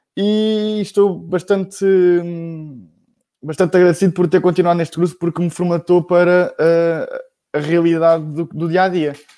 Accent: Bombarral, Centro, Portugal; eu sou do Bom Barral, uh, que é uma, uma, pequena vila na Zona Oeste

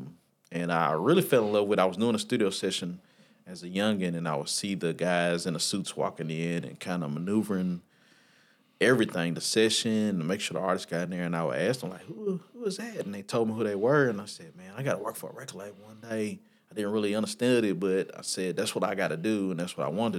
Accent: Nashville, Tennessee, United States; also born or lived in Michigan; I was born in Michigan, but I was raised here in Nashville, so I claim Nashville 9 out of 10 times

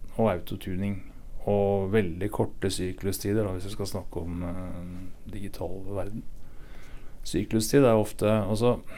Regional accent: Sætre, Viken, Norway; moved away; Jeg er fra et sted som heter Setre i Hurum.

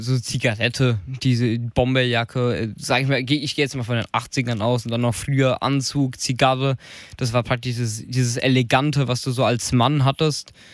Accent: Germany; Bei uns in Deutschland

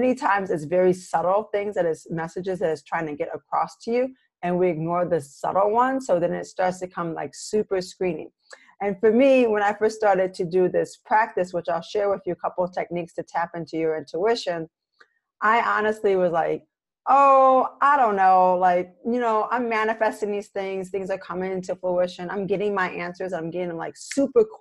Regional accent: Michigan, United States; here in Michigan, my home state

